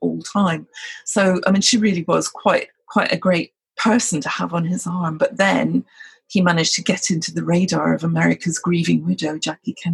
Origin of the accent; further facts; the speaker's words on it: Scotland, United Kingdom; I'm a Brit. I'm Scottish, in fact.